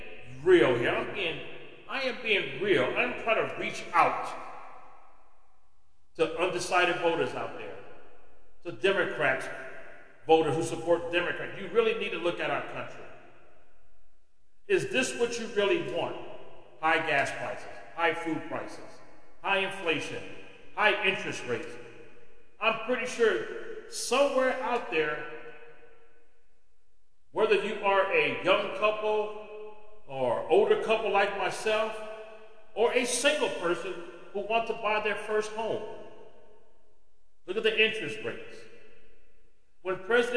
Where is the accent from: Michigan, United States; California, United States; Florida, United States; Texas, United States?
California, United States; my home state of California, a state where I was born and bred